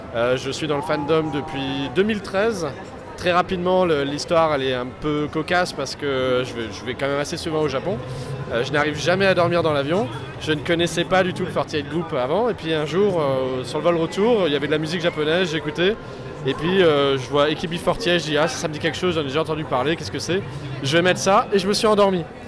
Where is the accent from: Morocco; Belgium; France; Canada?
France; Alsace, Grand Est; je suis alsacien